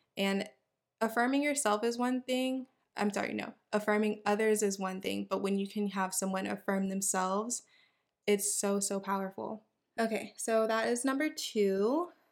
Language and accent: English; Houston, Texas, United States; I am from Houston, Texas, born and raised